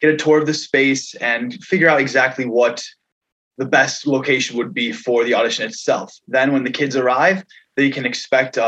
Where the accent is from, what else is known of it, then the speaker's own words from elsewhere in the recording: New York, United States; Josh and I are actually from a little further east. I'm from New York